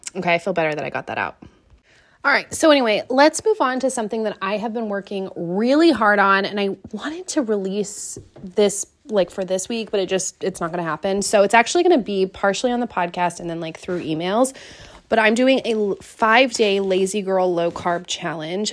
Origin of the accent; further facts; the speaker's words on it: Seattle, Washington, United States; moved away as an adult; also born or lived in East Coast; growing up in Seattle